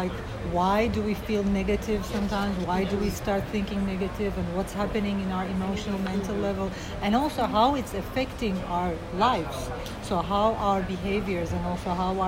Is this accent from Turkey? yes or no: yes; Izmir, Turkey; I was born in Turkey and grew up in Izmir